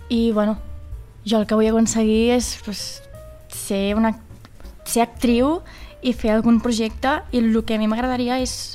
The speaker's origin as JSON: {"language": "Catalan", "town": "Vilafranca", "region": "Catalonia", "country": "Spain", "said": "A sobre soc de Vilafranca."}